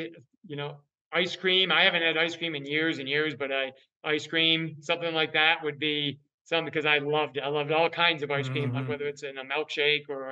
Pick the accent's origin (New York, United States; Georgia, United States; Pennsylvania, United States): New York, United States; Northern; I grew up in Northern New York. We bordered Vermont, my hometown